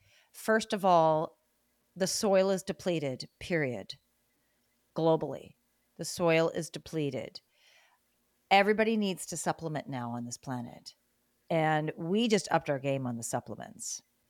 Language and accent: English; Great Lakes, United States; I liked winter when I was a kid because when I was growing up in the Great Lakes States, you know, there was all this snow